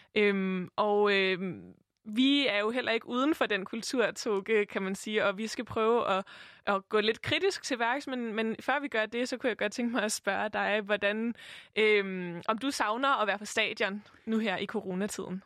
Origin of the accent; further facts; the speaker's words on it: Copenhagen, Capital Region of Denmark, Denmark; jeg er vokset op i København, jeg er vokset op i høj grad på Vesterbro